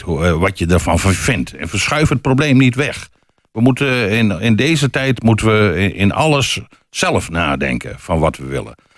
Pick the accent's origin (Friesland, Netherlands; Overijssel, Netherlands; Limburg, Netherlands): Friesland, Netherlands; now in Hengelo, Netherlands; terug te gaan naar Friesland. Naar mijn geboortegrond.